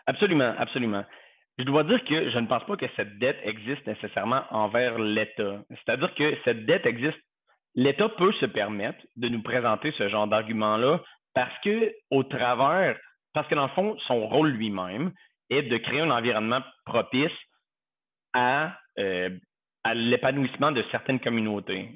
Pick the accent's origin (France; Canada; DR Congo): Canada; Quebec; moved away as an adult; also born or lived in Southern United States; now in United States; J'ai quitté le Québec, le, par nécessité professionnelle